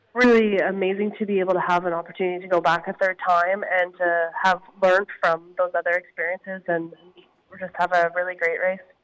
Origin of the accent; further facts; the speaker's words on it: Harvey Station, New Brunswick, Canada; moved away as an adult; also born or lived in Victoria, British Columbia; now in Kamloops, Canada; I grew up in a small town just outside Fredericton, actually, called Harvey Station.